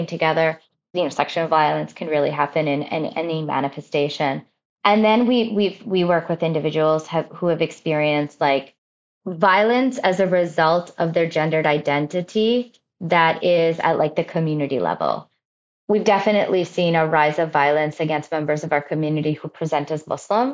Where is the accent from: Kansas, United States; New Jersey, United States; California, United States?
New Jersey, United States; I was born and raised in New Jersey